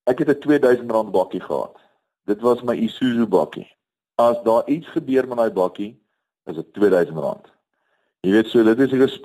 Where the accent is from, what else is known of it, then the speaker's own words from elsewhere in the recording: KwaZulu-Natal, South Africa; also born or lived in Bloemfontein; Ek het uh, groot geword in um, verskeie plekke in Suid-Afrika, ek is gebore in Bloemfontein. Ek vormingsjare was op die Natalse suidkus gewees waar ek die see baie goed leer ken het.